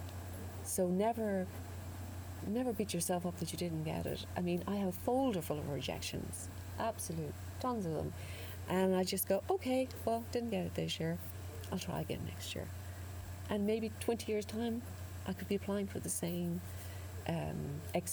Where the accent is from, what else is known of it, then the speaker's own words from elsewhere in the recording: Listowel, Munster, Ireland; I grew up in Listowel, outside Listowel